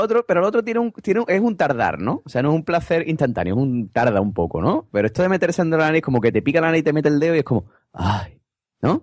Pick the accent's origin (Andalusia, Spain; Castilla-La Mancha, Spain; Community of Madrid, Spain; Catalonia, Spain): Andalusia, Spain; cómo somos los andaluces